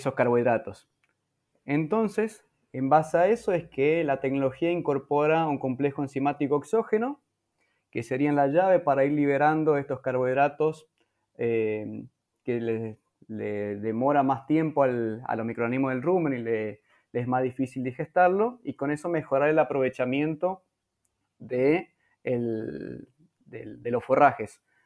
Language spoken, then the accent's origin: Spanish; Presidencia Roque Sáenz Peña, Chaco, Argentina; Nací y vivo actualmente en Presidencia Roque Saspeña, en la provincia del Chaco